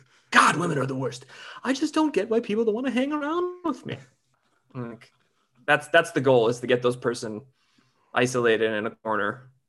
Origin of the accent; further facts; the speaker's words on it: Northern Michigan, United States; moved away as an adult; also born or lived in Chicago; now in Los Angeles, United States; I grew up in Michigan.